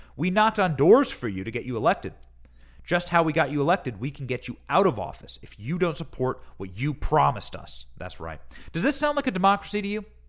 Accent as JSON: {"language": "English", "region": "Iowa", "country": "United States", "tie": "born or raised there", "said": "I grew up in Iowa"}